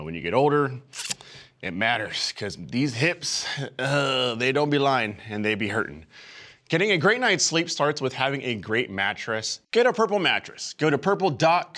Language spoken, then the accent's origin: English; San Francisco, California, United States; moved away; in my hometown, San Francisco